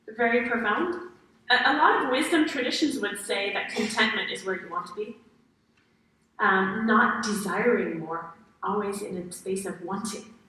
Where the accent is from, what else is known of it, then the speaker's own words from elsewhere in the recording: Paris, Île-de-France, France; moved away as an adult; also born or lived in United States / China; I grew up in Paris, France